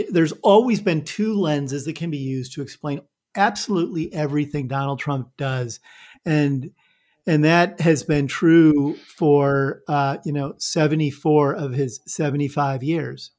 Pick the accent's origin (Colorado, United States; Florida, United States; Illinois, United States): Illinois, United States; Northern; moved away as an adult; also born or lived in New York; I'm a, a Midwestern boy. I grew up in Northern Illinois